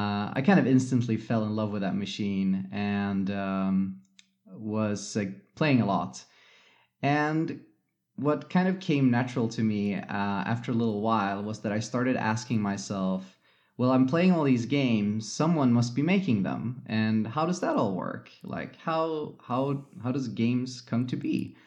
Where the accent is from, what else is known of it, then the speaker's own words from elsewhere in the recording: Gothenburg, Västra Götaland, Sweden; English is a second language; also born or lived in Mountain View, United States; now in Stockholm, Sweden; I was born in Mountain View, lived there for a couple of years, and then my parents decided to go back to Sweden. So I was basically raised mostly in Sweden, and we lived on the west coast of Sweden in Gothenburg for many years.